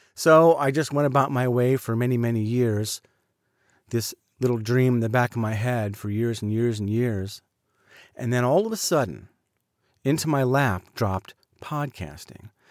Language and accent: English; Southern California, United States; also born or lived in Highland Park, Illinois; When I was in third grade, we moved to Southern California